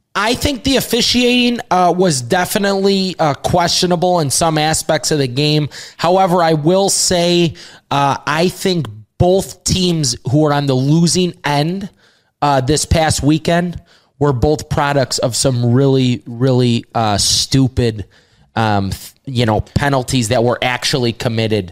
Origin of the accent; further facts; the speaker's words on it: Chicago, Illinois, United States; we're from Chicago